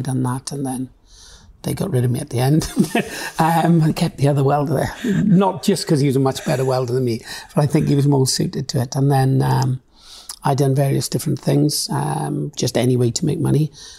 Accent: Swansea, Wales, United Kingdom; also born or lived in Dudley; So I lived there till I was four, and then I moved back to Swansea, which has really been my home all my life, really.

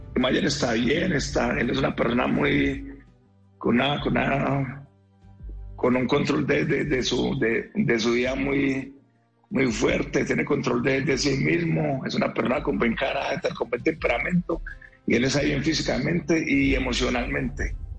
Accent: Antioquia, Colombia; somos antioqueños, somos arrieros

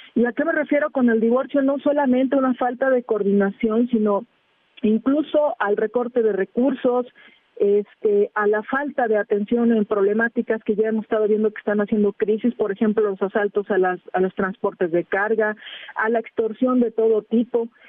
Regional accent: Guerrero, Mexico; soy guerrerense

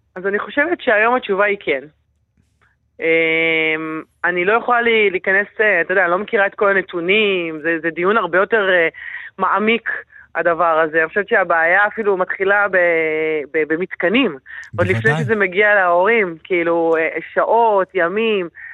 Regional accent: Yehud-Monosson, Central District, Israel; אני באה מיהוד מונוסון

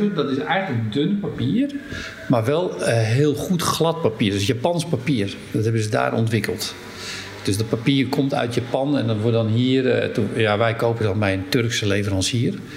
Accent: Hem, North Holland, Netherlands; Daar ben ik ook geboren in Hem

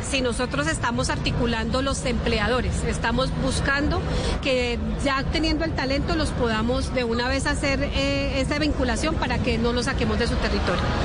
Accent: Aquitania, Boyacá, Colombia; mi pueblo Aquitania

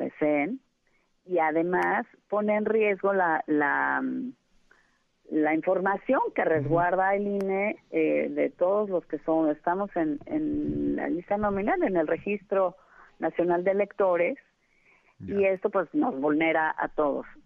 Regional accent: Mexico; una mexicana

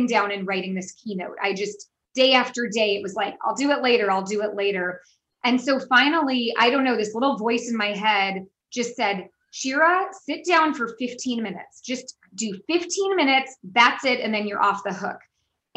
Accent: San Francisco, California, United States; moved away; I'm obviously from the United States, born and raised in San Francisco, but I have lived all over the world

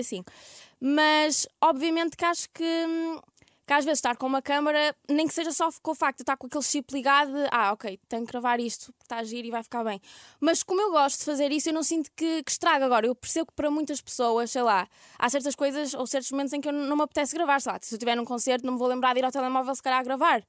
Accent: Ermesinde, Norte, Portugal; accent: Ermesinde / Porto; now in Lisbon, Portugal; eu sou de Irmezinho

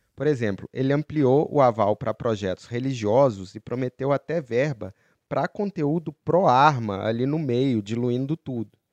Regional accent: Belo Horizonte, Minas Gerais, Brazil; moved away; eu que sou de BH

